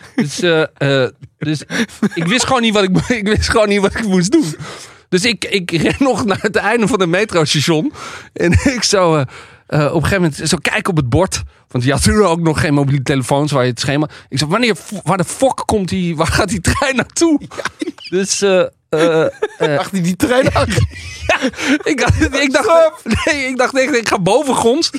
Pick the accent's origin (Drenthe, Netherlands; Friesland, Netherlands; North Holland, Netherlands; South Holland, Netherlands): North Holland, Netherlands; Amsterdam; ik uit Amsterdam kom